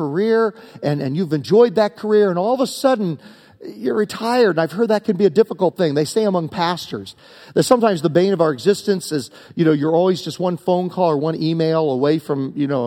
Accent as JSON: {"language": "English", "region": "Virginia", "country": "United States", "tie": "born or raised there", "also_born_or_lived": "Syracuse, New York", "moved": "yes", "lives_now": "Southern California, United States", "said": "growing up in the South in Virginia"}